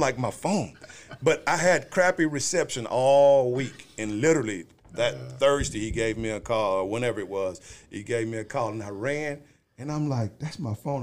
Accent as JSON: {"language": "English", "town": "Houston", "region": "Texas", "country": "United States", "also_born_or_lived": "Waco", "moved": "as an adult", "lives_now": "Forney, United States", "said": "I'm from Houston"}